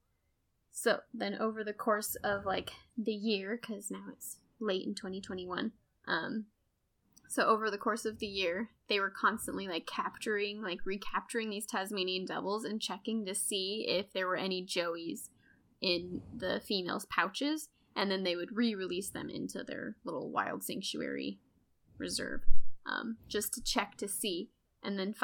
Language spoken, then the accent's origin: English; United States; I'm very American.